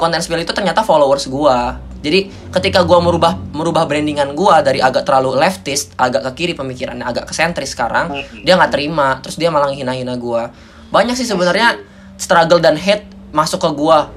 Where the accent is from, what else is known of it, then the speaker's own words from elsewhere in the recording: Indonesia; ayo ini kita kita orang Indonesia loh kita bisa saling bahu membahu loh kita bukan orang individualis loh kita bertetangga